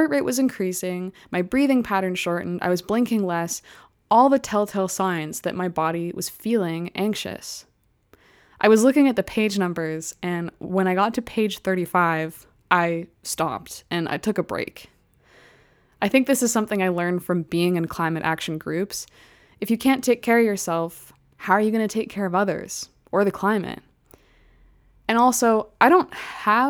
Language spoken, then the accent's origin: English; Calgary, Alberta, Canada; I grew up in Calgary